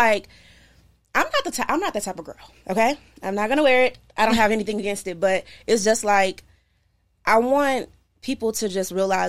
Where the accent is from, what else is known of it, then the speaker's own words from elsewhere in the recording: Marlin, Texas, United States; now in Los Angeles, United States; From, like, Marlin, when I say Marlin, I always feel really not going to know where it's